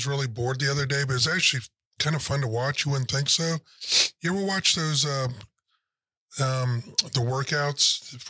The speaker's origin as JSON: {"language": "English", "town": "Dayton", "region": "Ohio", "country": "United States", "said": "So I'm from Ohio, Dayton, Ohio."}